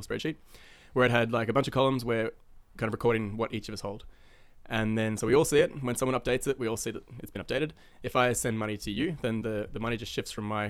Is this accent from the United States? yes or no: no; Australia; moved away as an adult; also born or lived in New Zealand / Finland; now in Vancouver, Canada; I'm actually from New Zealand. Moved to Australia when I was 8. So I tell everyone I'm Australian